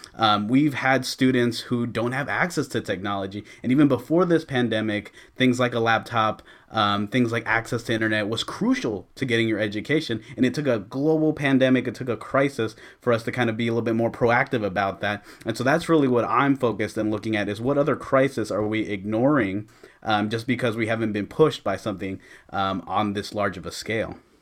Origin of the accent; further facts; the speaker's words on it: Antioch, California, United States; I grew up here in Antioch